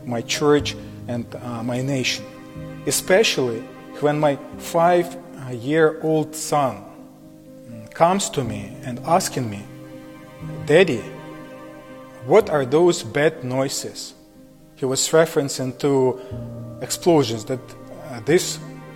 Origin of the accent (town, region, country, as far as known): Ukraine